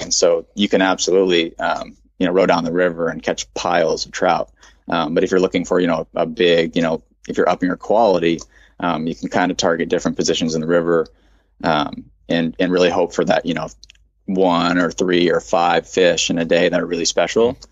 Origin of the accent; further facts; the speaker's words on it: Bar Harbor, Maine, United States; moved away; I'm from Maine, Bar Harbor, Maine